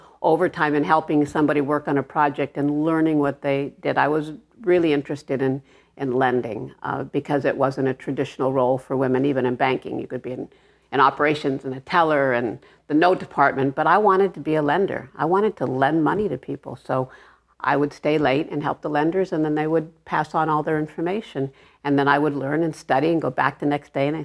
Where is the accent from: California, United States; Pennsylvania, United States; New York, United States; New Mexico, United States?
California, United States; Los Angeles; I grew up in Arleta, California.